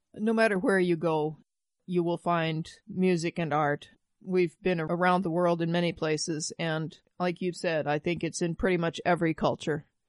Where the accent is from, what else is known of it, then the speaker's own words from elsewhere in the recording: Midwest, United States; I grew up in the Midwest